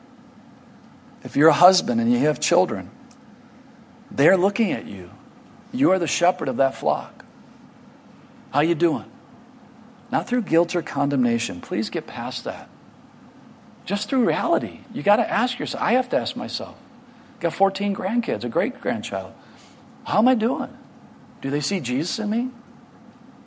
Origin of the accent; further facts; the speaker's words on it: United States; I'm from America